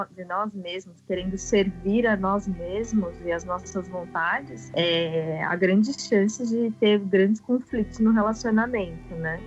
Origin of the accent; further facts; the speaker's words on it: São Paulo, Brazil; A gente é aqui de São Paulo, capital